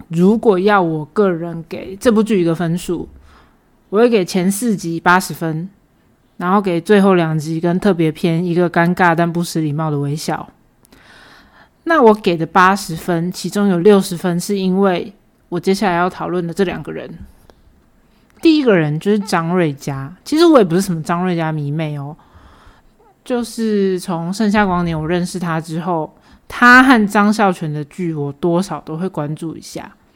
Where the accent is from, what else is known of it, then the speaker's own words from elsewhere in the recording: Taiwan; 我们台湾人没有在说视频的好吗